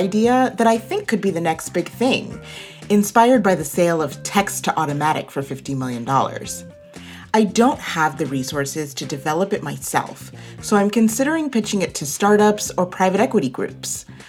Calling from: Portland, Oregon, United States; Hello, Chris. … from Portland, Oregon.

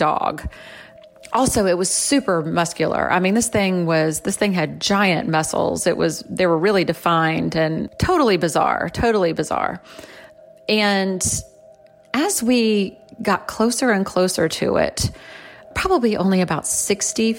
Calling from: Florida, United States; I am calling you from Florida

